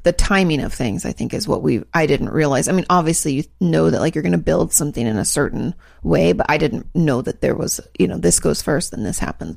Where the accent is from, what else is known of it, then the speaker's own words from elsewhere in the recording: West Coast, United States; moved away; I grew up in the West Coast where states are large